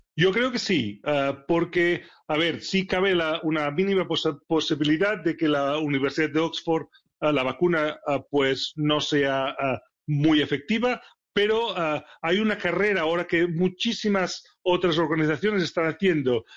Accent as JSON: {"language": "Spanish", "town": "Barcelona", "region": "Catalonia", "country": "Spain", "tie": "born or raised there", "moved": "as an adult", "lives_now": "Sheffield, United Kingdom", "said": "Barcelona, es mi ciudad natal"}